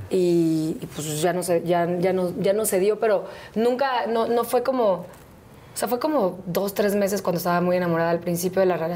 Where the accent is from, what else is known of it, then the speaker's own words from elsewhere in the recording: Veracruz, Mexico; moved away; also born or lived in Mexico City; Soy del Puerto, sí. Todos los domingos de mi vida fui a la playa.